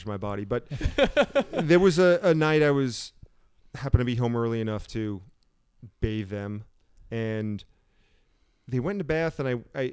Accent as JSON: {"language": "English", "area": "Long Island", "region": "New York", "country": "United States", "tie": "born or raised there", "moved": "as an adult", "lives_now": "California, United States", "said": "I grew up on Long Island in the suburbs"}